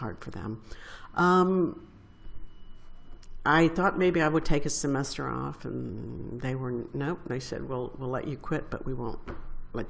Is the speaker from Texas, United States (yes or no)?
yes; San Antonio, Texas, United States; moved away as an adult; I was from San Antonio, and I was a very smart girl, but very poor